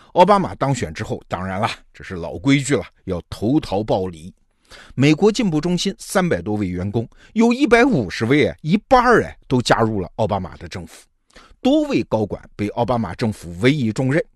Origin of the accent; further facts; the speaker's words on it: China; 我们中国人最熟悉的美国智库就是那个兰德公司